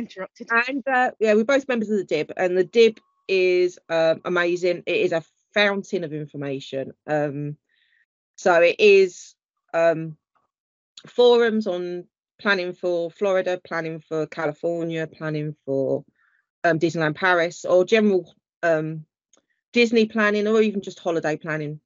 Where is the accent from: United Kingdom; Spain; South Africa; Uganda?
United Kingdom